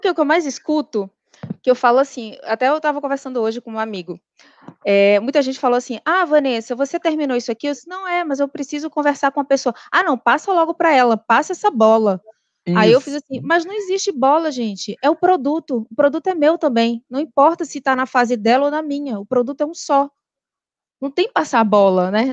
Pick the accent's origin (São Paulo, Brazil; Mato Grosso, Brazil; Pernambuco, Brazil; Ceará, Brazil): Pernambuco, Brazil; Recife; moved away as an adult; also born or lived in Natal / Rio de Janeiro; eu sou de Recife